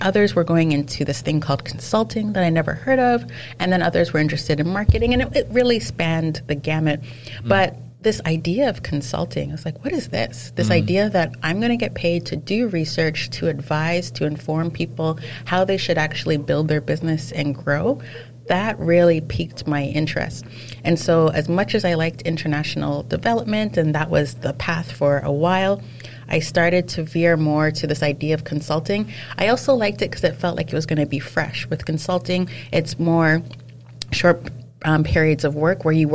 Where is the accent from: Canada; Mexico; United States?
Canada; also born or lived in England / France; born and raised in Canada